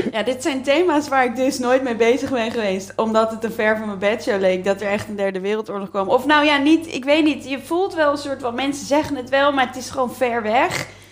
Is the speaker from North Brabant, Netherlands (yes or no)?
no; Leiden, South Holland, Netherlands; in Leiden